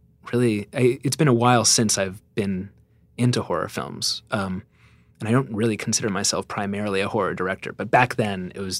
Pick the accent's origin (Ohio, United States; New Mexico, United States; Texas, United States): New Mexico, United States; Santa Fe; also born or lived in New York, United States / Chester, United Kingdom; I was born in New York and I was there for the first, few years of my life and then moved to Chester, England for a few years with my family. And then I spent most of my adolescence in Santa Fe, New Mexico.